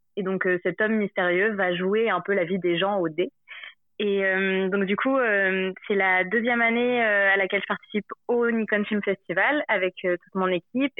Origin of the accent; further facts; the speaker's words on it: Montpellier, Occitania, France; moved away; also born or lived in Paris; je suis de Montpellier de base